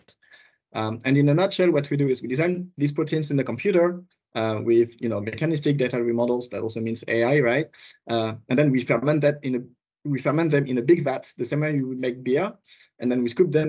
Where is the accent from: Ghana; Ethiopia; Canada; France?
France; accent: French; English is a second language; moved away as an adult; also born or lived in West Coast, United States / Switzerland; I'm originally from France, you might hear it from my accent